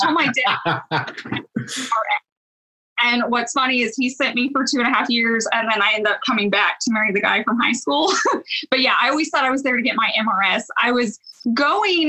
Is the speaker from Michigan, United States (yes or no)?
no; Owasso, Oklahoma, United States; also born or lived in Claremore, Oklahoma / Tulsa, Oklahoma / Edmond, Oklahoma; fourth grade, we moved out to Owosso, and I've pretty much been here my whole life